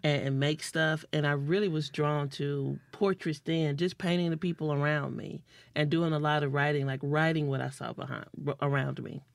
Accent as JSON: {"language": "English", "town": "Kilmichael", "region": "Mississippi", "country": "United States", "tie": "born or raised there", "also_born_or_lived": "Duck Hill, Mississippi", "said": "growing up in Kilmichael, Mississippi"}